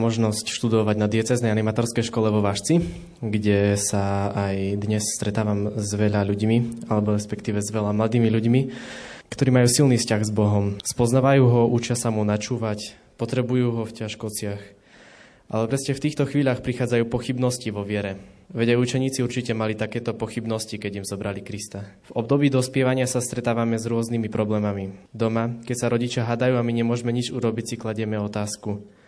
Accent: Vlkovce, Slovakia; pochádzam z Volkoviec

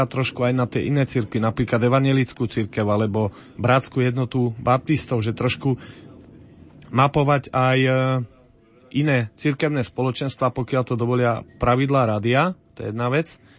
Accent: Brodno, Žilina Region, Slovakia; Som z Brodna, dlhé roky bojujeme za reguláciu potoka Brodňanka, už takmer 25 rokov čakáme na to, kedy sa bude potok regulovať

